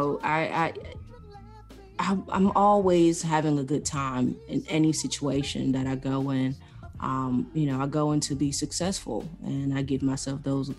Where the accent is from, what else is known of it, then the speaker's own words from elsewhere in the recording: Cameroon; I hail from Africa, Central Africa, the country of Cameroon.